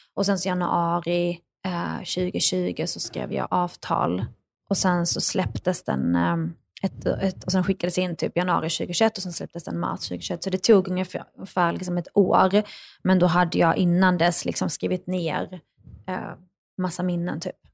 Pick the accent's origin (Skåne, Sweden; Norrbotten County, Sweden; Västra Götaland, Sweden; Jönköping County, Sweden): Skåne, Sweden; northern; also born or lived in Baghdad, Iraq; växte jag upp i norra Skåne